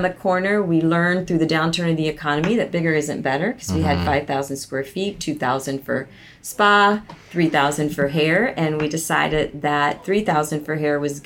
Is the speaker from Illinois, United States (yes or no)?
no; Tampa, Florida, United States; moved away as an adult; also born or lived in Columbia, Missouri / Colorado; I moved back to Florida, which is my hometown, Tampa